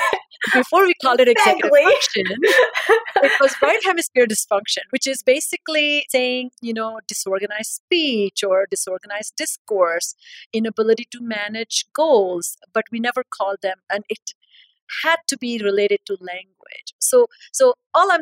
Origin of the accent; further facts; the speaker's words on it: India; moved away as an adult; I'm born and raised in India. I had my training in India